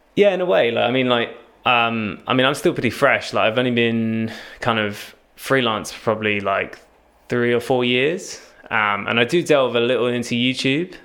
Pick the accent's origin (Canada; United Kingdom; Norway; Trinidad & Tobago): United Kingdom; Cambridge, East of England; now in Southampton, United Kingdom; I'm originally from Cambridge